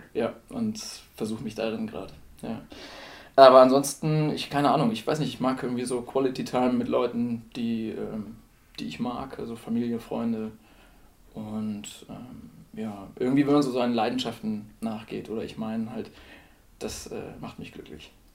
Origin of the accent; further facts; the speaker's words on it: Celle, Lower Saxony, Germany; moved away as an adult; now in Würzburg, Germany; ich komme ursprünglich aus Celle